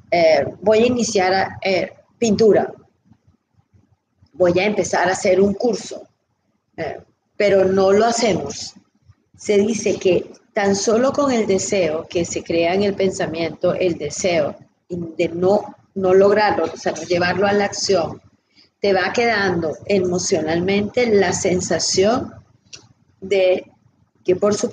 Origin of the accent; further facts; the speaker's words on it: Venezuela; now in United States; yo no tuve cierre de cuando me mudé de Venezuela